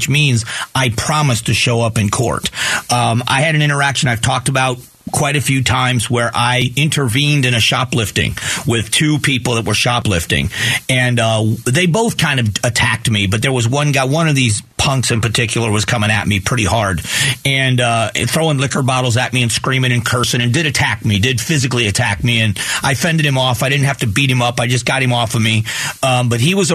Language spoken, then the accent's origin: English; Lee County, Florida, United States; I grew up in Lee County.